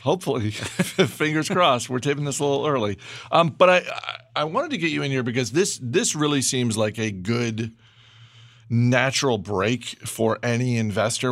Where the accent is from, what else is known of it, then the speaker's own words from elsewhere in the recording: Maine, United States; in Maine when I was gro-, when I was growing up